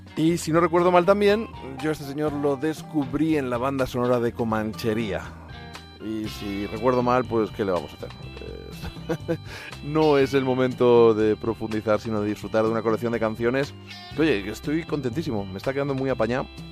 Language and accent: Spanish; Spain; soy español